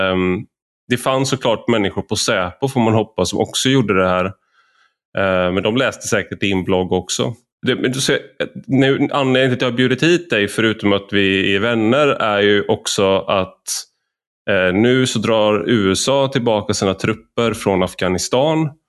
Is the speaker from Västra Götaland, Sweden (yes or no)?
yes; Gothenburg, Västra Götaland, Sweden; jag är göteborgare, så ordvitsen var viktigare än själva budskapet, tror jag.